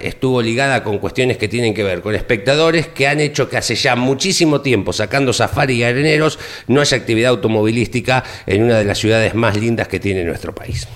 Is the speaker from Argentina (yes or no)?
yes; Argentina